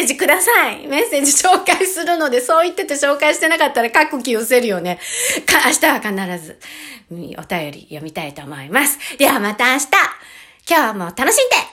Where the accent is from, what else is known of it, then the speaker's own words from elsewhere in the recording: Hachioji, Tokyo, Japan; now in Tottori Prefecture, Japan; 東京の八王子に、私の地元です。地元っていうか、実家、実家じゃない。えっ、ー、と、生まれ育った、生ま、生まれ育ってないか。 ず、ずっと長くいた。 八王子